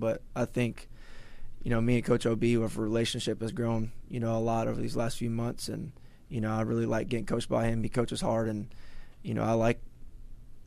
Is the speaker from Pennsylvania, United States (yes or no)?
no; Texas, United States; moved away as an adult; now in Massachusetts, United States; I'm from Texas